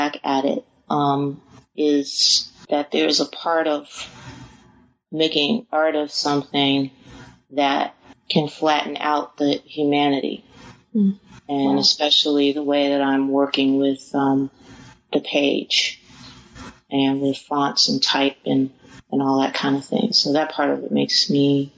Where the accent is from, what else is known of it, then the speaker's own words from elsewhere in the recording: Cleveland, Ohio, United States; my hometown in Cleveland